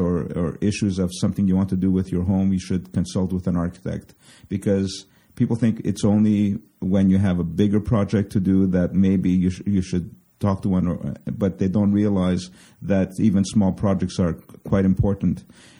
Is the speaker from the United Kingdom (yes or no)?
no; Canada; now in United States; And I'm from Canada, so I'm licensed in Quebec.